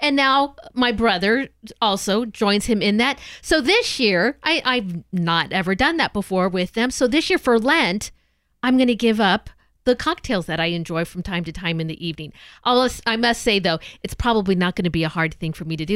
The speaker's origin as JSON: {"language": "English", "region": "Southern California", "country": "United States", "moved": "yes", "lives_now": "Portland, United States", "said": "I'm a Southern girl, but I'm a Southern California girl"}